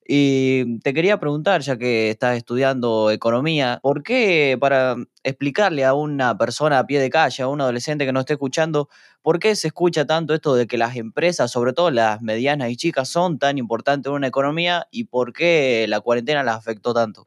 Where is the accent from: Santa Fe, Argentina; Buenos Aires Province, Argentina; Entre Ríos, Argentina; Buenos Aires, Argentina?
Santa Fe, Argentina; yo soy de provincia de Santa Fe